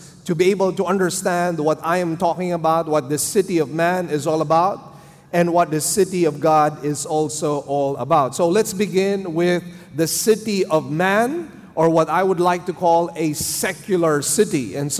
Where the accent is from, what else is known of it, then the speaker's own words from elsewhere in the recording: Manila, Metro Manila, Philippines; English is a second language; my wife and I came here. We came from Manila. We did not really understand the Cebuano dialect. I actually had to learn the language myself for about 2 years.